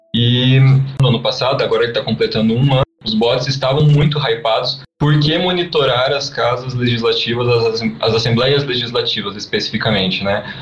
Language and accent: Portuguese; interior of Paraná, Brazil; now in Curitiba, Brazil; a gente é do interior do Paraná, hoje estamos morando em Curitiba